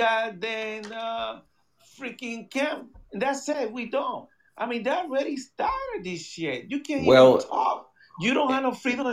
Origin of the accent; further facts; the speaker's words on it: United States; and I'm gonna do it here as a civilian. As an American that I should.